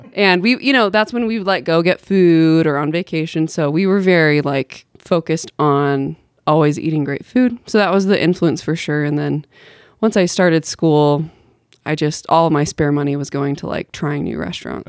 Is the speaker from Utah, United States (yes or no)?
yes; Bountiful, Utah, United States; also born or lived in Salt Lake City, Utah; I'm from Bountiful, Utah.